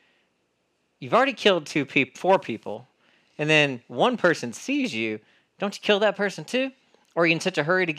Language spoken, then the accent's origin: English; North Carolina, United States; I'm from North Carolina